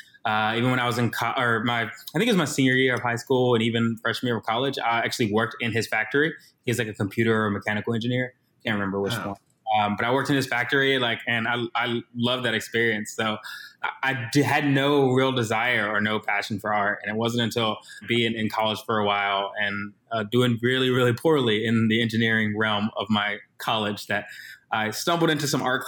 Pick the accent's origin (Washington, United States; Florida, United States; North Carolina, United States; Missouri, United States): North Carolina, United States; also born or lived in Virginia; now in Chicago, United States; I'm originally from North Carolina / Virginia, so those places definitely have my heart and probably a little bit of my voice / accent.